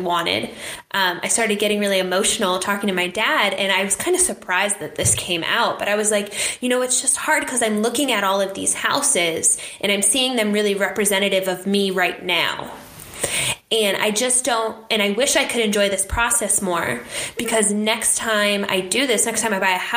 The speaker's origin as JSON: {"language": "English", "town": "Phoenix", "region": "Arizona", "country": "United States", "said": "I'm from Phoenix, this is where I'm from"}